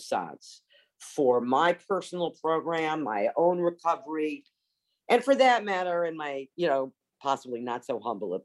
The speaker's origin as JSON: {"language": "English", "area": "Long Island", "region": "New York", "country": "United States", "tie": "born or raised there", "also_born_or_lived": "Montreal, Canada / Los Angeles / Paris, France / south of France", "moved": "as an adult", "said": "I was raised on Long Island, New York."}